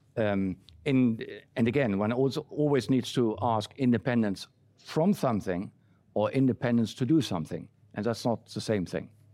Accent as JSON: {"language": "English", "region": "Berlin", "country": "Germany", "tie": "born or raised there", "moved": "yes", "said": "I grew up in West Berlin"}